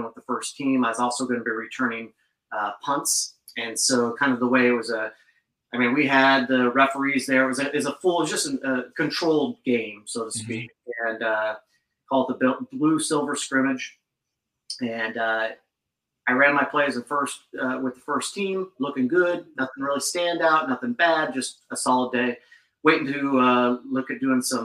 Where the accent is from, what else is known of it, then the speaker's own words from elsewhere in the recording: Gaston, Oregon, United States; moved away as an adult; now in Bellingham, United States; originally grew up, born and raised in Oregon, and moved out to the sticks to a little tiny town, out southwest of Portland.